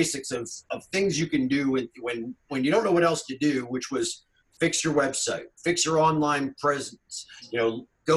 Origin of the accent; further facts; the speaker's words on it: Northeast, United States; now in North Carolina, United States; I grew up up there in the Northeast